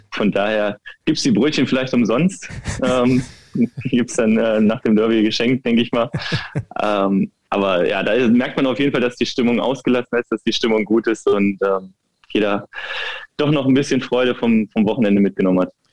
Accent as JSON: {"language": "German", "area": "near Wolfsburg", "region": "Lower Saxony", "country": "Germany", "tie": "born or raised there", "moved": "as an adult", "lives_now": "Berlin, Germany", "said": "der VfL war nicht weit von meiner Heimat entfernt und von daher ist es natürlich auch ein Stück Heimat für mich gewesen. Ich bin da aufgewachsen in dem Verein"}